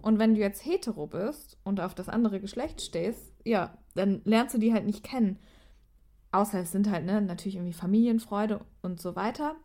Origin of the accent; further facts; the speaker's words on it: Germany; bei uns in Deutschland